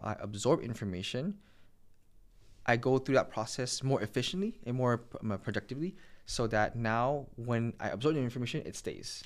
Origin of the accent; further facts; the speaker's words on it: Montreal, Quebec, Canada; I'm from Montreal. I was born and raised in Montreal